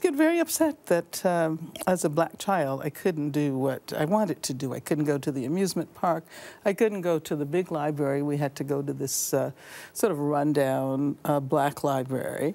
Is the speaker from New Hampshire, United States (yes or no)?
no; Birmingham, Alabama, United States; when I was young, growing up in Birmingham, Alabama